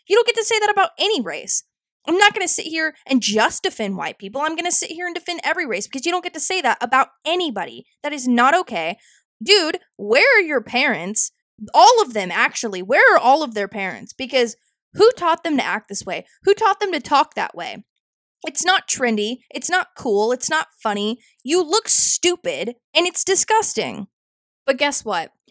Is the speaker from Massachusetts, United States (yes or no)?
no; Mansfield, Texas, United States; my hometown in Mansfield, Texas